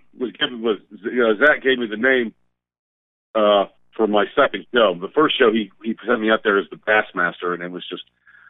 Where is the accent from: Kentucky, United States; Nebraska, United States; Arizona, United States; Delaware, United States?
Delaware, United States; moved away as an adult; now in Damascus, United States; I grew up. I'm from Delaware. I was born and raised in Delaware, and my wife and I moved out to where she's from, out in Damascus, about 2 years ago.